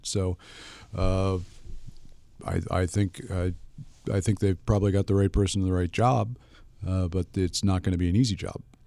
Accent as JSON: {"language": "English", "country": "United States", "said": "as an American consumer"}